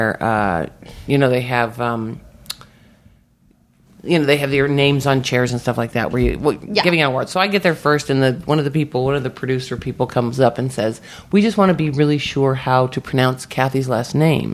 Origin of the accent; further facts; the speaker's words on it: San Diego, California, United States; moved away as an adult; also born or lived in New York; now in Los Angeles, United States; I grew up in San Diego. My parents are from New York. And then I moved to New York when I was 20